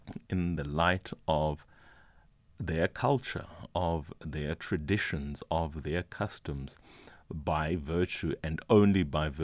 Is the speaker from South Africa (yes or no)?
yes; Whittlesea, Eastern Cape, South Africa; I come from Ehewu, Whittlesea.